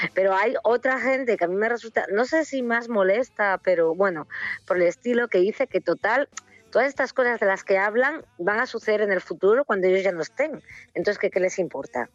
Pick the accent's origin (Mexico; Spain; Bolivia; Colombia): Spain; Ribadesella, Asturias; yo que soy de Rivesella